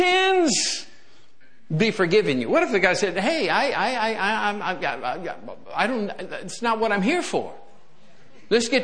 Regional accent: Michigan, United States; I grew up in Michigan, you know, we had chickens running around. I lived out in the country, little farm boy.

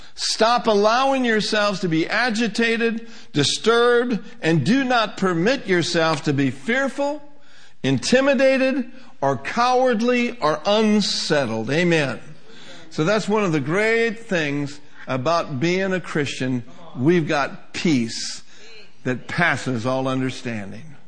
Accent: Minnesota, United States; moved away as an adult; now in California, United States; I grew up in Minnesota

